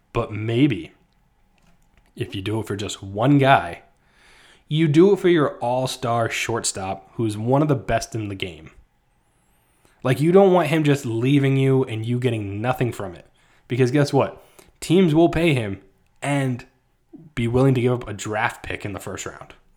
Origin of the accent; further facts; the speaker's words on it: New Jersey, United States; I grew up in New Jersey